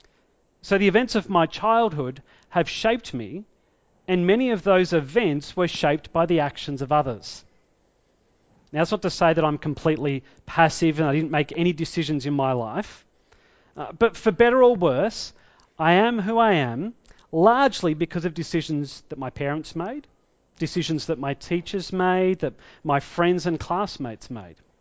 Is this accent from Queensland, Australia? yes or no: no; Victoria, Australia; also born or lived in Tasmania; I grew up in Victoria, I was actually born in Tasmania